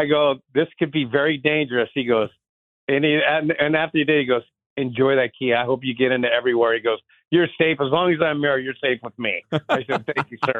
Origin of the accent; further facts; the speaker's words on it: San Diego, California, United States; I grew up surfing in San Diego